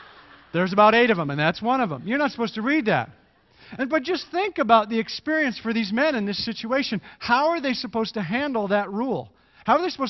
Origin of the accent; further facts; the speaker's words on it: Canada; moved away; I am Canadian